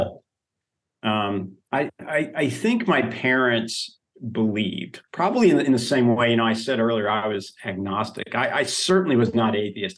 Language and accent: English; Oklahoma, United States; now in Texas, United States; I grew up in Oklahoma